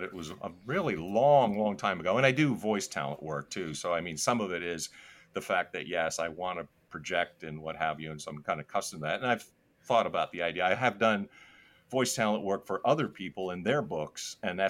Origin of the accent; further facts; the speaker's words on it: New Jersey, United States; I actually grew up in Northern New Jersey, which no one would know that I grew up in Northern New Jersey and why.